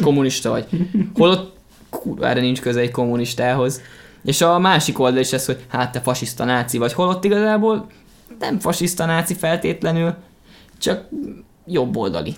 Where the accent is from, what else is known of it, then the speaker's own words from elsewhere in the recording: Hungary; magyar vagyok